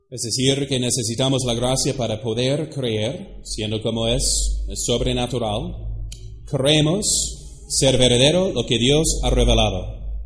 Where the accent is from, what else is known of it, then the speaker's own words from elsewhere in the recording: United States; now in Mexico; Se lo digo como gringo ¿eh? de los Estados Unidos